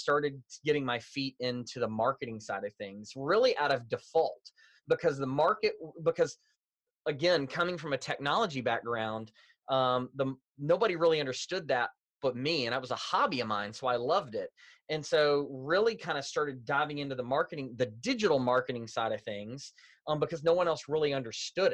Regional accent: Louisville, Kentucky, United States; moved away as an adult; now in Indianapolis, United States; I grew up in Louisville, Kentucky, a Southern boy born and raised.

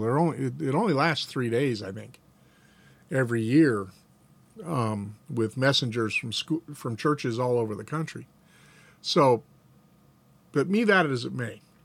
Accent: Atlanta, Georgia, United States; We lived in Atlanta. Dad was a deacon at a Southern Baptist church when I was a little boy

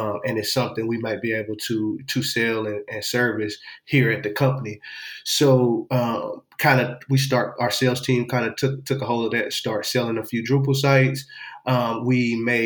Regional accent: Houston, Texas, United States; moved away as an adult; also born or lived in Austin, Texas; now in Memphis, United States; I'm originally born and raised in Houston, Texas

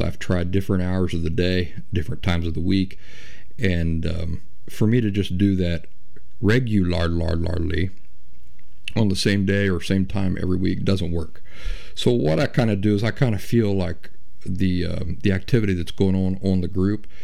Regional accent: Appalachia, United States; I'm Appalachian myself

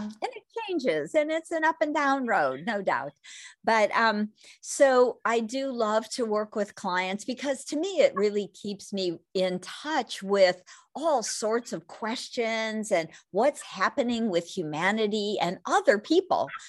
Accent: California, United States; growing up in California, back in the sixties, seventies, and eighties

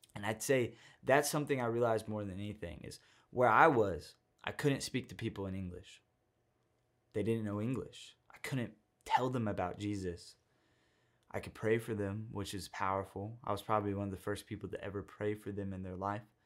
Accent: Texas, United States; I'm from Texas

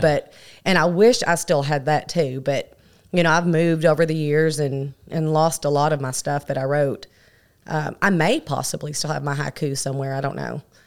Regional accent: Miami, Florida, United States; now in Paragould, United States; I moved to Miami, Florida at a very young age, at three or four. So my younger years I spent there

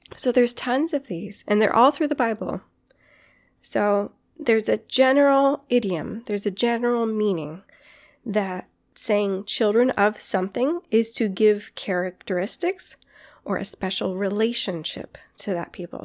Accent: Guam; Growing up on Guam, doing hikes on Guam

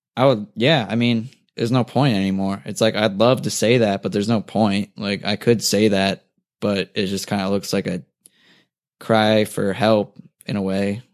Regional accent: New Jersey, United States; now in Culver City, United States; I grew up in Jersey instead of Cali

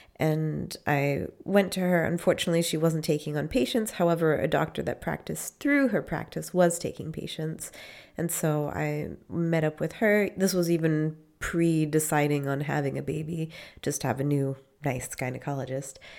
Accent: Maine, United States; moved away as an adult; now in Freiburg, Germany; I am from Maine

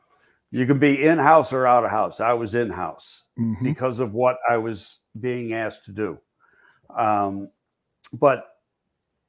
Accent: Buffalo, New York, United States; Buffalo because that's my hometown team

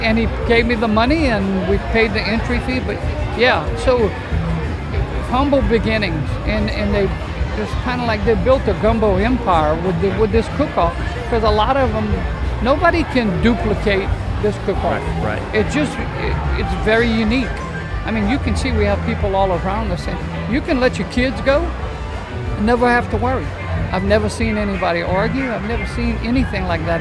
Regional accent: Cajun, Louisiana, United States; We're Cajun people

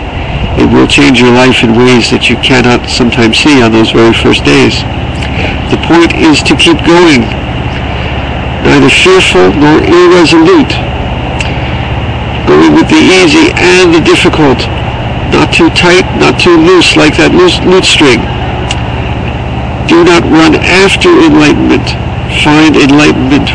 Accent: United States; I'm an American

